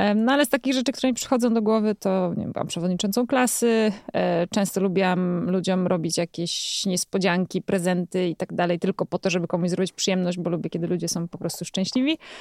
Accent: Jelenia Góra, Lower Silesian Voivodeship, Poland; Ja jestem taką dziewczyną z Jeleniej Góry, która lubi jeździć rowerami

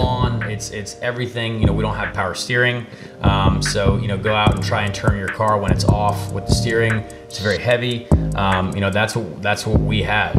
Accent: Noblesville, Indiana, United States; I grew up in Noblesville, Indiana.

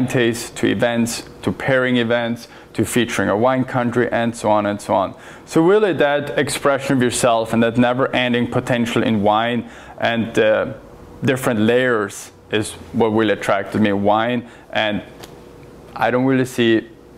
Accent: northern Italy, Italy; moved away as an adult; now in Portland, United States; I'm originally from Italy. That's where I was born and raised. And I moved to Portland in 2017

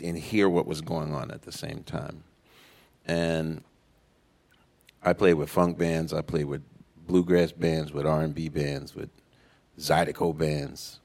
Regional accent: New Orleans, Louisiana, United States; moved away; I'm from New Orleans

